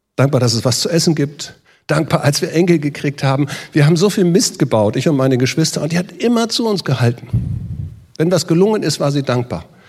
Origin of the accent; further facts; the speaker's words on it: Northern Germany, Germany; Ich bin in Norddeutschland aufgewachsen, wir sind Schlitten gefahren von den Deichen.